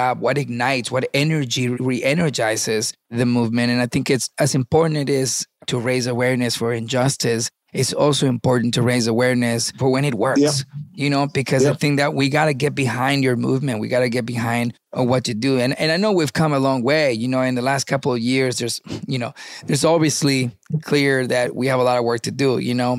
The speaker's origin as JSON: {"language": "English", "country": "Venezuela", "tie": "born or raised there", "also_born_or_lived": "Miami, United States", "moved": "yes", "lives_now": "United States", "said": "I was born in Miami and I was raised in Venezuela."}